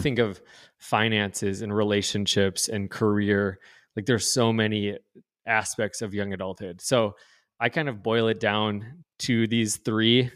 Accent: North Dakota, United States; also born or lived in East Coast; grew up, born and raised in North Dakota

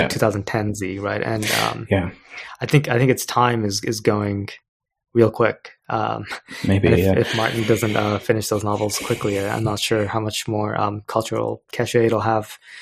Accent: India; I'm Indian

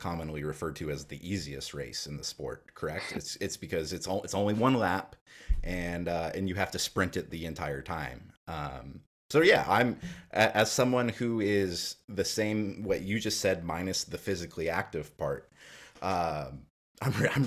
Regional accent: Palmer, Alaska, United States; now in Oregon, United States; I'm from Palmer, Alaska

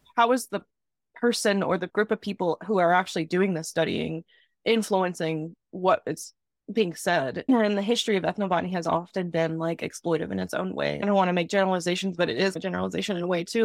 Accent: Southern Virginia, United States; accent: Southern; moved away as an adult; I grew up in the South, Southern Virginia in a small town

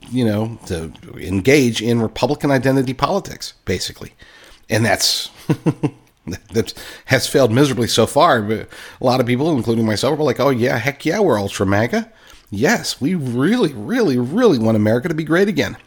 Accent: West Virginia, United States; I grew up in West Virginia, love West Virginia

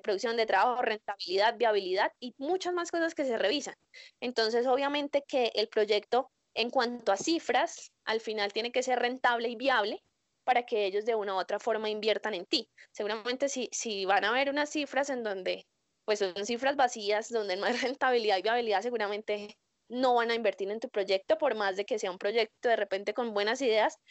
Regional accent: Colombia; yo soy colombiana

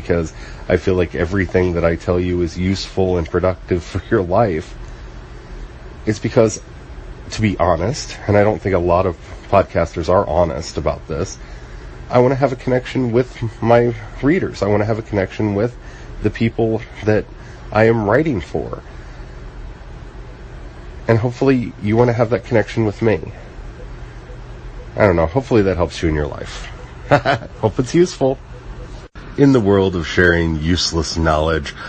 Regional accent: the Appalachians in Maryland, United States; also born or lived in the Ozarks; I grew up in the Ozarks partially as a kid, and I grew up in the Appalachians in Maryland

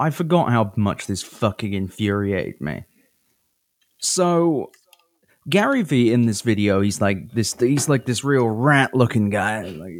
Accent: United Kingdom; now in United States; I'm British, but in America

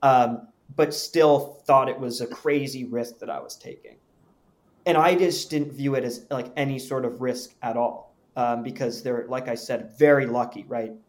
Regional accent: Palo Alto, California, United States; I'm from Palo Alto, California. And that's where I've lived since from third grade up until I went off to college

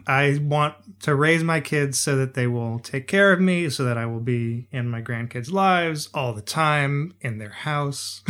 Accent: United States; growing up in America

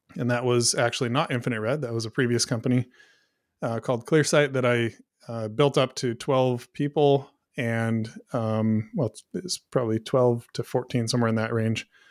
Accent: Pacific Northwest, United States; now in Brush Prairie, Washington, United States; I grew up in the Pacific Northwest

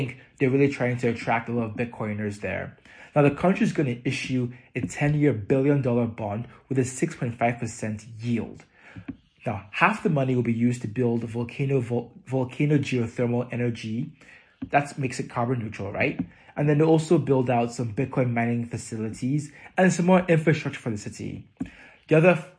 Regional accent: Nigeria; moved away; growing up in Nigeria

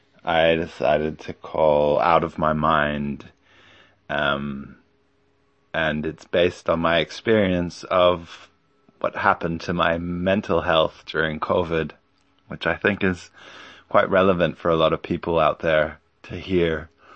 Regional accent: Munich, Bavaria, Germany; moved away as an adult; also born or lived in Stockholm, Sweden / New Jersey, United States / Berlin; So I was born in Sweden in 1975 in Stockholm, and when I was very young, about 5 months, we moved to New Jersey, and I grew up there until I was about 5 years old. Moved to Germany, to Berlin, and then Munich till I was 18

